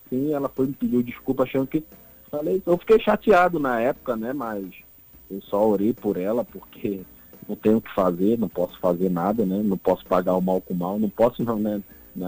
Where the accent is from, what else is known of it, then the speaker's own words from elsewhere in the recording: Rio de Janeiro, Brazil; now in Natal, Brazil; eu, como sou da, da comunidade do Rio de Janeiro